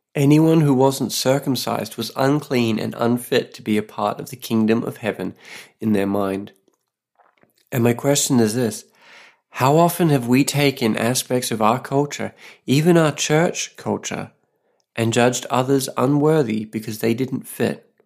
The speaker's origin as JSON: {"language": "English", "country": "Australia", "moved": "yes", "lives_now": "Saipan, Northern Mariana Islands"}